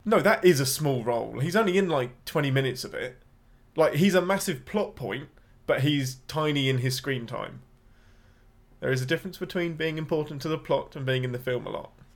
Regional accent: England, United Kingdom; I'm your Englishman

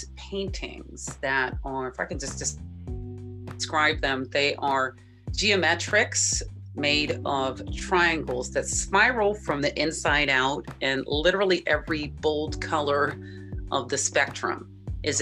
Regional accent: Berkeley, California, United States; I'm from the Bay Area, San Francisco Bay Area, born and raised

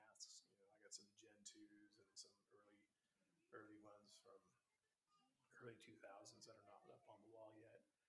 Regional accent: Texas, United States; Texas, being it's my home state.

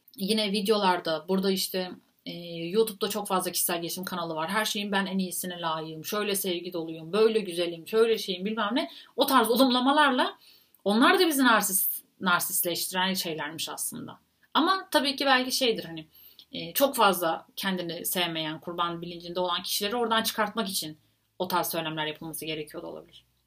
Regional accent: Turkey

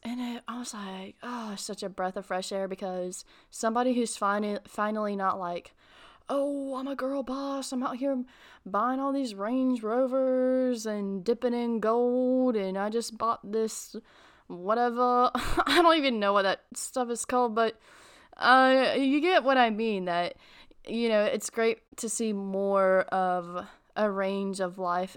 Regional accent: North Carolina, United States; I'm from North Carolina

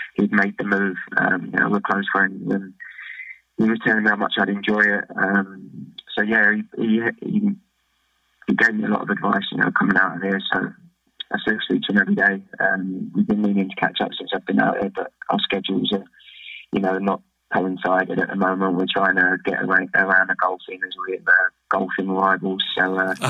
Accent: England, United Kingdom; moved away as an adult; now in Australia; as English, English players

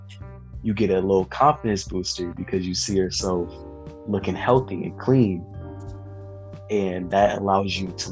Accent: Detroit, Michigan, United States; now in Ohio, United States; I currently live in Ohio, but I am originally from Detroit, Michigan.

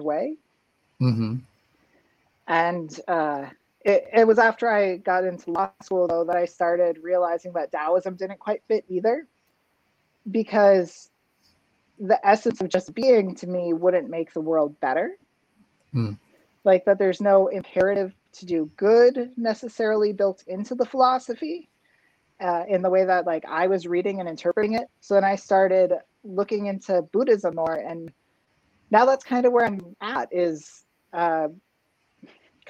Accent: Minnesota, United States; moved away; also born or lived in Utah / Iowa City, Iowa; the church where I grew up in Minnesota

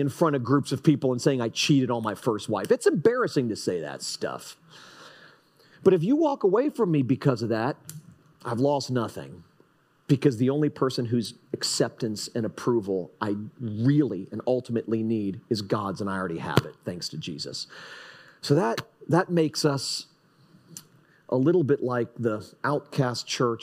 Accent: Fort Lauderdale, Florida, United States; also born or lived in Texas; now in Jupiter, United States; I'm from Fort Lauderdale

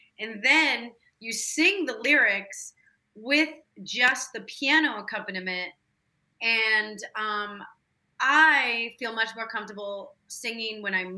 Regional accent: Chicago, Illinois, United States; Especially when I go back home, I talk like a total Chicagoan. But yeah. They're still there. They love it there. And born and raised in Chicago.

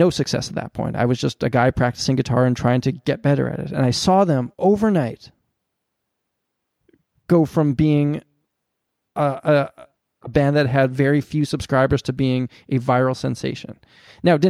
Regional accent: Canada; I'm a Canadian

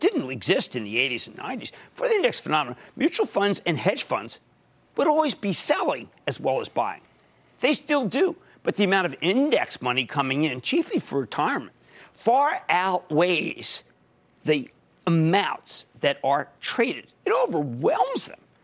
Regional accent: Pennsylvania, United States; my home state of Pennsylvania

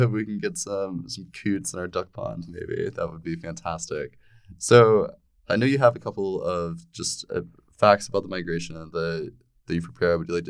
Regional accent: Asheville, North Carolina, United States; moved away; I'm from Asheville, North Carolina

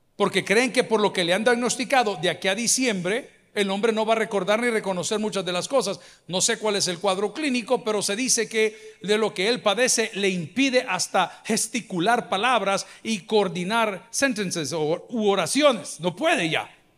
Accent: El Salvador; decimos en El Salvador

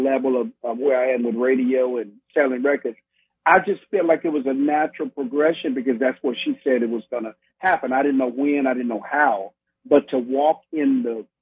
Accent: Millington, Tennessee, United States; also born or lived in Memphis, Tennessee; now in Houston, United States; I'm raised in the outskirts of Memphis, Tennessee, in a place called Millington, Tennessee

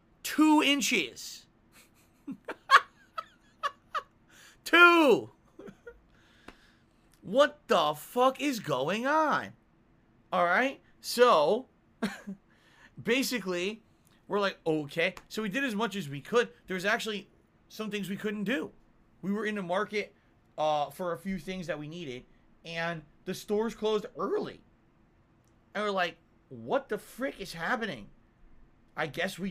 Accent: Connecticut, United States; now in Washington, United States; I come from Connecticut

